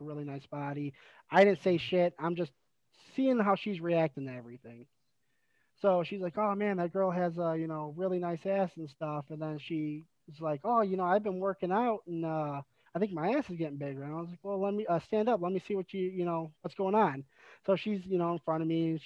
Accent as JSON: {"language": "English", "region": "Michigan", "country": "United States", "said": "I'm from Michigan"}